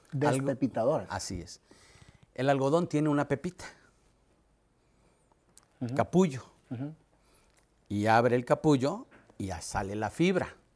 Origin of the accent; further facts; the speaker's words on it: Reynosa, Tamaulipas, Mexico; accent: norteño; moved away as an adult; also born or lived in Mexico City; En Reynosa, Tamaulipas. En Reynosa. Nací a 400 metros del río Bravo, con la fortuna de nacer entre el río Bravo y el Suchate, entre el Golfo y el Pacífico.